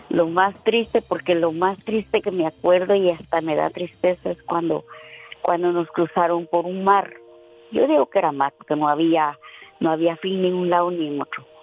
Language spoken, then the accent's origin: Spanish; Guatemala; now in United States; Yo soy pura guatemalteca y me gusta bailar el son.